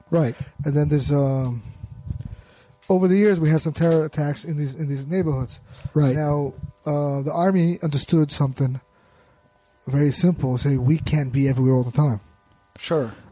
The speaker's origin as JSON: {"language": "English", "town": "New York City", "region": "New York", "country": "United States", "moved": "yes", "lives_now": "Israel", "said": "Originally, we're from Brooklyn."}